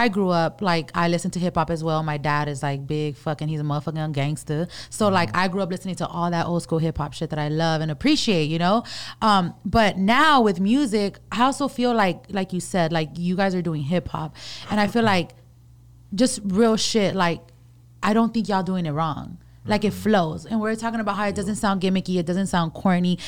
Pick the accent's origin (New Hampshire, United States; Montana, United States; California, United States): California, United States; Los Angeles; I grew up in South Central all my life.